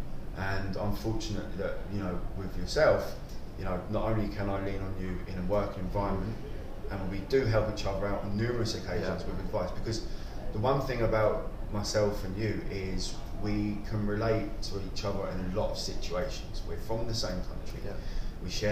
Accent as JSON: {"language": "English", "area": "Kent", "region": "South East England", "country": "United Kingdom", "tie": "born or raised there", "also_born_or_lived": "Portsmouth", "moved": "as an adult", "lives_now": "Dubai, United Arab Emirates", "said": "From a young age, I was 12 years old, I moved from Kent to Portsmouth"}